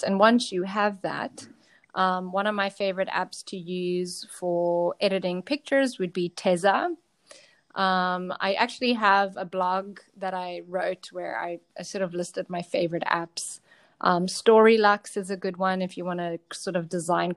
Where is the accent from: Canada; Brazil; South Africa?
South Africa; I'm from South Africa.